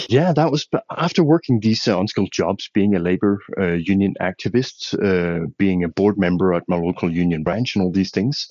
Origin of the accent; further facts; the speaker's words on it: western Denmark, Denmark; moved away as an adult; also born or lived in Tanzania / Mozambique; now in Ethiopia; I'm a Dane. I'm, I, I come from Denmark, the small Scandinavian country. Grew up in a fairly uh, rural, remote part of Western Denmark and left there uh, at the age of 28